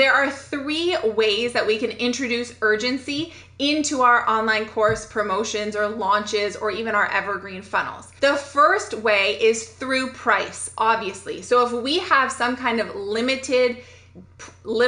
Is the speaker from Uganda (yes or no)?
no; Canada; I'm a Canadian